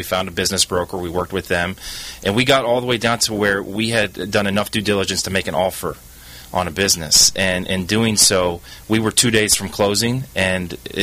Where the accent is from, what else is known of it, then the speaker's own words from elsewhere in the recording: Cleveland, Ohio, United States; moved away; I grew up in Cleveland, Ohio